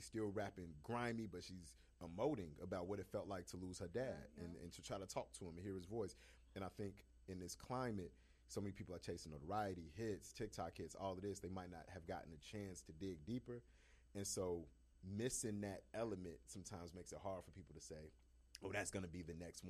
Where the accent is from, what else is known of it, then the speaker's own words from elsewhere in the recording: Chicago, Illinois, United States; I'm from Chicago.